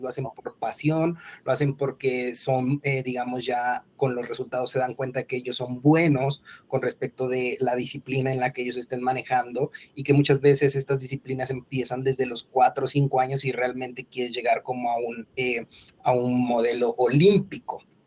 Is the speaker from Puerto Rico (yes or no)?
no; Mexico; soy mexicano, Estoy ahora mismo en Bogotá